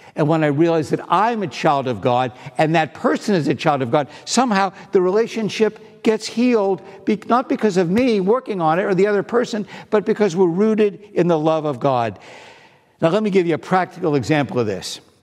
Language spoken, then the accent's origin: English; East Coast, United States; I was from the East Coast